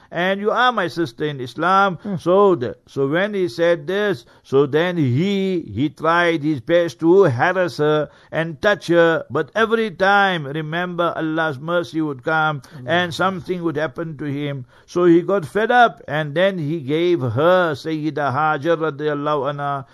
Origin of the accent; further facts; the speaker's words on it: Heidelberg, Gauteng, South Africa; moved away; Heidelberg, my hometown, Heidelberg. Hmm. uh, Transvaal that time, but now hmm. Gauteng